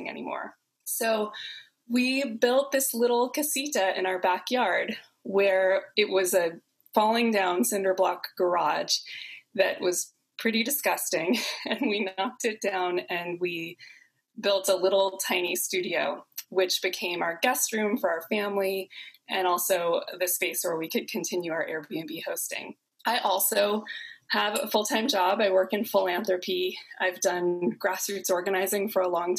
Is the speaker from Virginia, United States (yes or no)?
no; Southern California, United States; also born or lived in San Francisco, United States; now in Oakland, United States; I'm here in Oakland, California, and I'm from Southern California originally